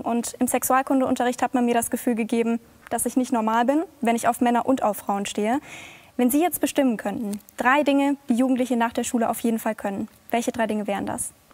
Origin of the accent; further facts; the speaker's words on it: Bavaria, Germany; Ich komme aus Bayern